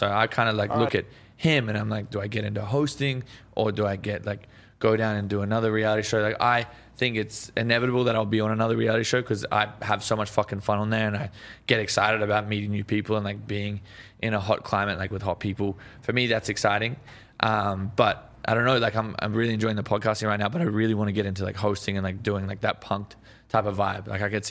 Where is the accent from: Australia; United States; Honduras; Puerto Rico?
Australia; Yeah, no, that's the thing. Like, I feel like we're stuck in the 80s back in Australia.